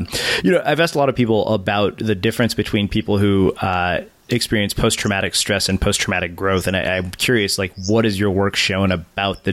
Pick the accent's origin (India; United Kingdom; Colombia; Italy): India; I'm Indian and all Indian religious traditions are time consuming